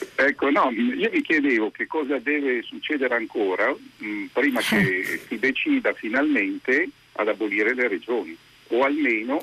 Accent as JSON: {"language": "Italian", "town": "Milan", "region": "Lombardy", "country": "Italy", "moved": "as an adult", "said": "Io poi sono milanese"}